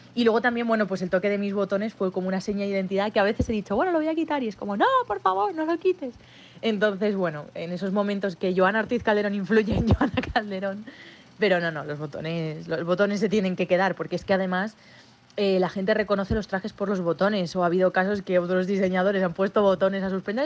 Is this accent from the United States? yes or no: no; Madrid, Community of Madrid, Spain; yo siempre digo que soy madrileña de nacimiento y sevillana de corazón. Tengo el gran lujo de tener sangre sevillana por mis venas. Eh, gracias a la familia de mi madre